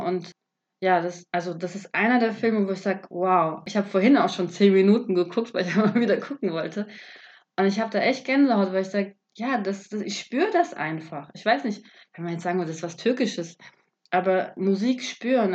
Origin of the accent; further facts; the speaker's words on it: Germany; ich bin ja auch aus Deutschland